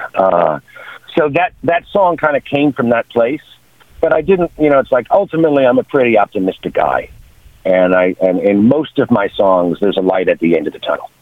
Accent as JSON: {"language": "English", "region": "New York", "country": "United States", "tie": "born or raised there", "also_born_or_lived": "Seattle", "moved": "as an adult", "lives_now": "Los Angeles, United States", "said": "I grew up in New York, when I finished college, I moved to Seattle, and I was there for about five, six years, and then I moved to LA, and I've been in LA ever since"}